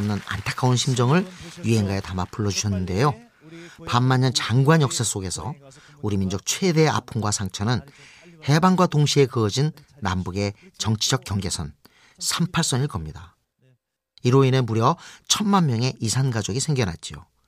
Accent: Ongjin, South Hwanghae, North Korea; now in South Korea; 제 고향 황해도 옹진

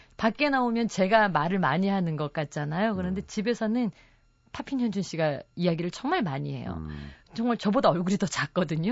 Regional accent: Mokpo, South Jeolla, South Korea; 목포가 고향인데 유달산이라는 산이 있어요.

